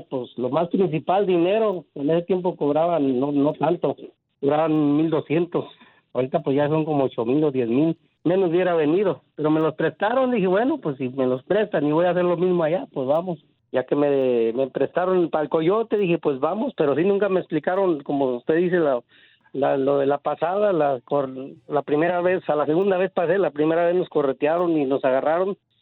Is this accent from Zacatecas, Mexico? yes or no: yes; Zacatecas, Mexico; now in Los Angeles, United States